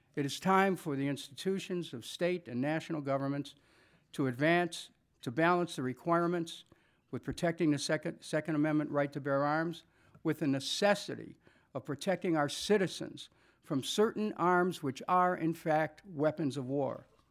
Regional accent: Cleveland, Ohio, United States; I'm from Cleveland. Because I remember growing up in Cleveland, the oldest of seven children

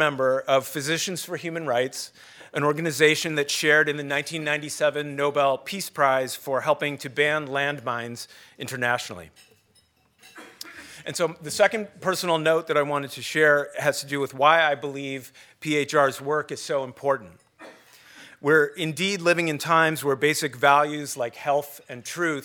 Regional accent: Cleveland, Ohio, United States; I grew up in Cleveland

